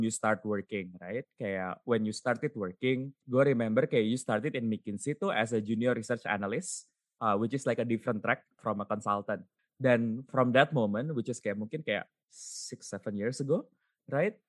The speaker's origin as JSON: {"language": "Indonesian", "town": "Bandung", "region": "West Java", "country": "Indonesia", "tie": "born or raised there", "said": "Gue kan lahir dan besar di Bandung"}